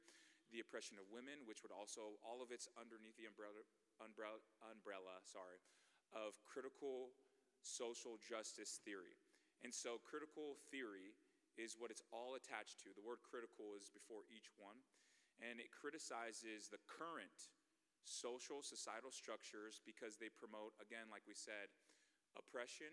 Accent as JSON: {"language": "English", "area": "Bay Area", "region": "California", "country": "United States", "also_born_or_lived": "Nebraska", "moved": "as an adult", "said": "I'm from the Bay Area."}